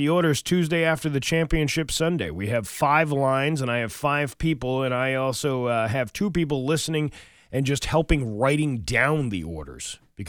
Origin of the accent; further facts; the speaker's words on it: Denville, New Jersey, United States; out of the town of Denville. Ooh, my hometown.